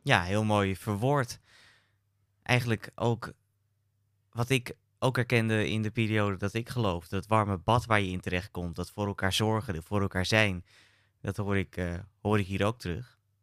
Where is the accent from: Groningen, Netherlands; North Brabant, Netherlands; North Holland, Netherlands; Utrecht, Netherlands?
North Holland, Netherlands; born or raised there